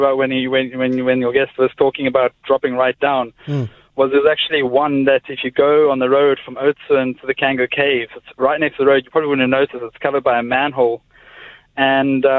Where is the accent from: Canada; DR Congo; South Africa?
South Africa; Oudtshoorn, Western Cape; now in Milnerton, South Africa; I grew up in Otsuin.